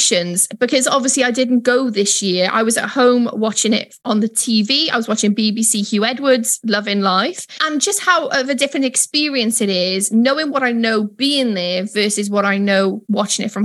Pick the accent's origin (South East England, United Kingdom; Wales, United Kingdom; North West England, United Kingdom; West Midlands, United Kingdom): Wales, United Kingdom; moved away; a Welsh person